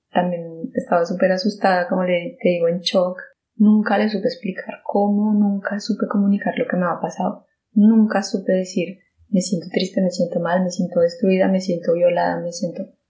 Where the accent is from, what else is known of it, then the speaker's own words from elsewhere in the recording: Colombia; moved away; el país donde yo nací, en Colombia